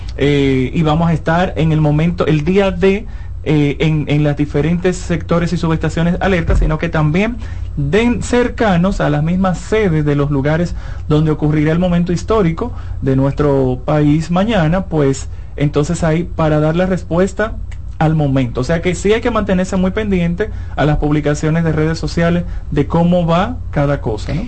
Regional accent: San Cristóbal, Dominican Republic; Yo soy de San Cristóbal

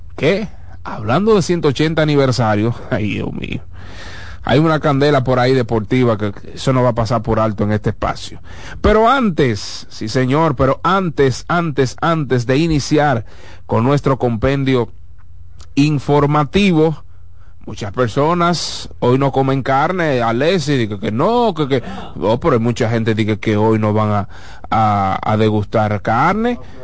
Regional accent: Dominican Republic; Eso es lo que nos representa como dominicanos

